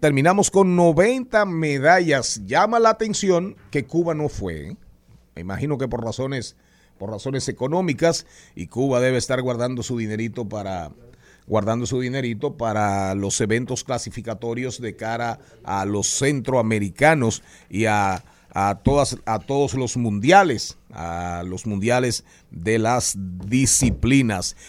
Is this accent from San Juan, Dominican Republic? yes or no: yes; Las Matas de Farfán, San Juan, Dominican Republic; moved away; also born or lived in Santo Domingo / Monte Plata; cuando vine de las matas de Farfán, llegué a la capital